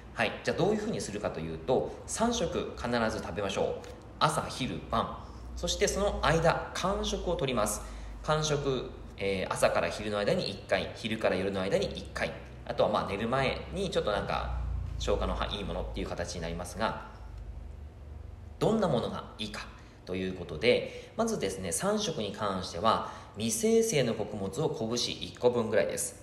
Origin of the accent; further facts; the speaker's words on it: Yamagata, Japan; now in Fukuoka, Japan; 地元の山形の方でも